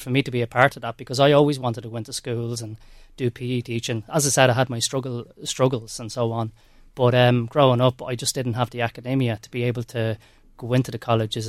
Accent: Drogheda, Leinster, Ireland; also born or lived in Dublin; I grew up in Drogheda.

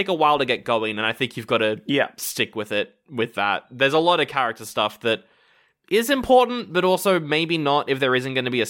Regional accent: Scotland, United Kingdom; I'm from Scotland.

